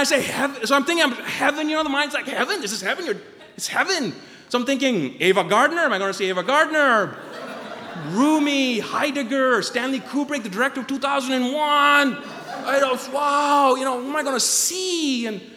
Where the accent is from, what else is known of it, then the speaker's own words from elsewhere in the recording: Pakistan; now in Maine, United States; I was born and raised in Pakistan